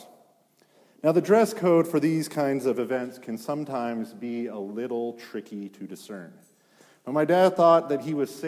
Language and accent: English; Granby, Colorado, United States; Granby, it's where I grew up.